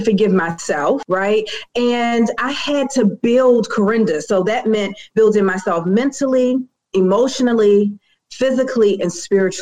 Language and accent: English; Baltimore, Maryland, United States; I am from Bmore, born and raised